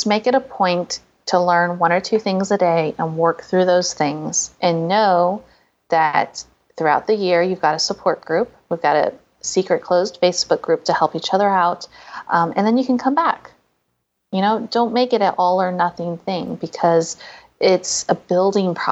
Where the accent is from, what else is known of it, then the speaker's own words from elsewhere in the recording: St. Louis, Missouri, United States; my hometown, St. Louis, Missouri.